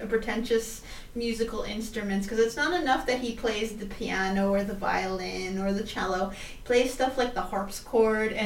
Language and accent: English; Canada; We're Canadian